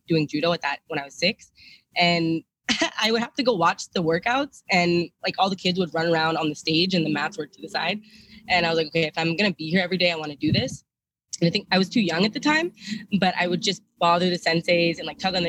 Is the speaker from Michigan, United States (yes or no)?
no; California, United States; I grew up doing judo in California